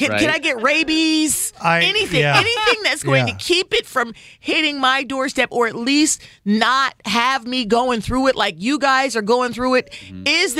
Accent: New Jersey, United States; I grew up in New Jersey. There were a lot of Jewish kids in my community

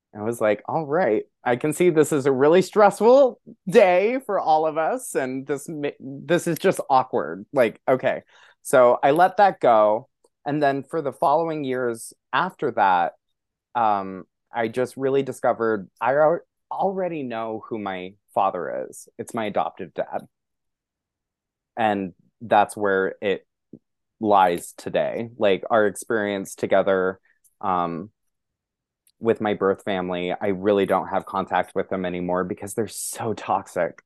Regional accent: Montana, United States; moved away as an adult; now in New York City, United States; I'm a very openly gay man growing up in Montana

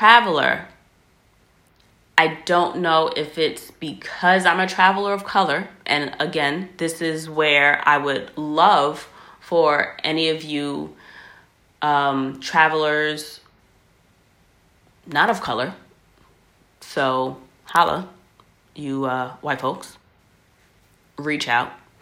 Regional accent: United States; I'm American

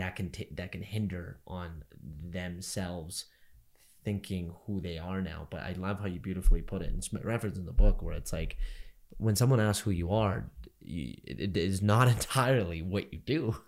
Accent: Canada; I'm just as Canadian as I am Indian. Probably more so Canadian than I'm Indian

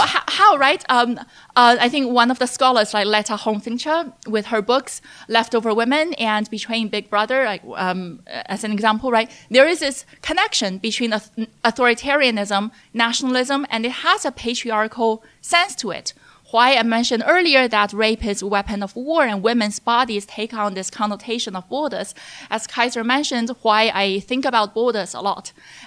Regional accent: China; when I was growing up in China as a young child, I was interested in a lot of things, both politics and the natural world.

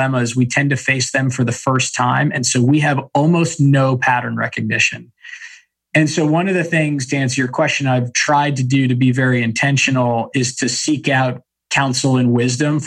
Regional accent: San Diego, California, United States; when we were kids growing up in San Diego.

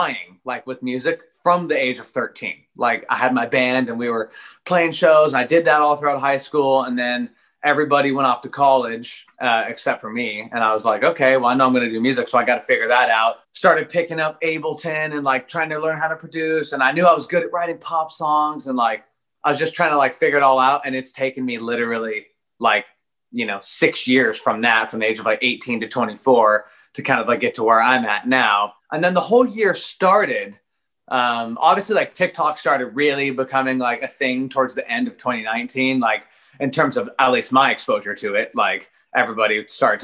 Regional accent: Eugene, Oregon, United States; born and raised Eugene, the 541 PNW baby.

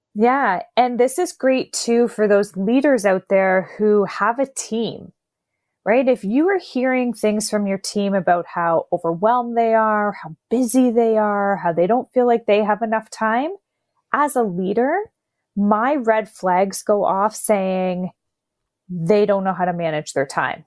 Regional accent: Canada; 'cause I'm Canadian

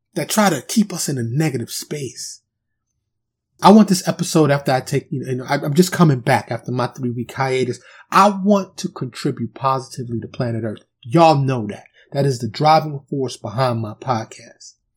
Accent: New York City, New York, United States; I'm from Harlem, the South Bronx

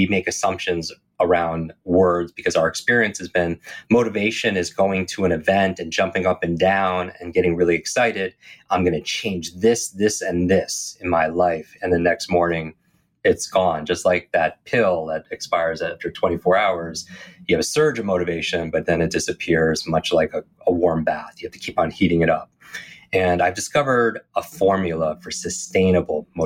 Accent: Northeast, United States; I grew up in the Northeast

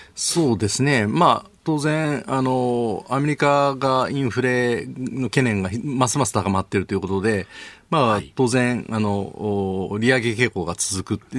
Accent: Kyoto, Japan; 京都の人間

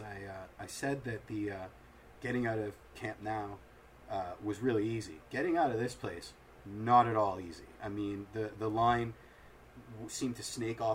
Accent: Toronto, Ontario, Canada; we're from Toronto

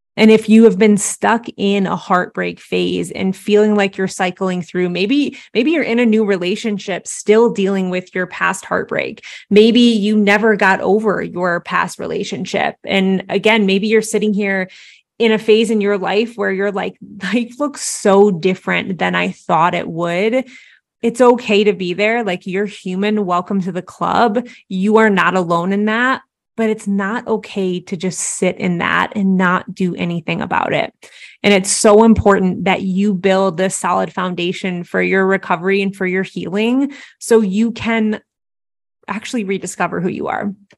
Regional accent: Midwest, United States; I grew up in the Midwest

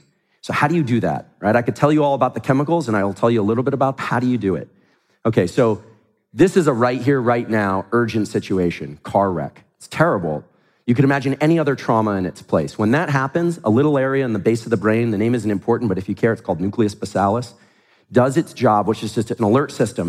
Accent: Silicon Valley, California, United States; I grew up in Silicon Valley

